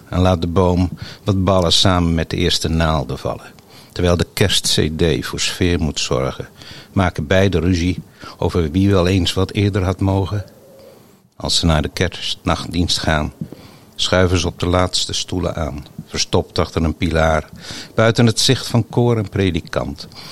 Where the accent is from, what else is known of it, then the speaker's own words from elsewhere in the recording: Hoeksche Waard, South Holland, Netherlands; now in Gouda, Netherlands; ik kom oorspronkelijk uit de Hoekse Waard